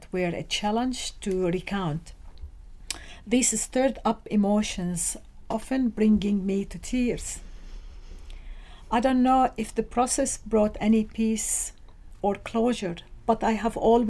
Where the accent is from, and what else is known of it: Beirut, Beirut Governorate, Lebanon; born or raised there; English is a second language; now in Australia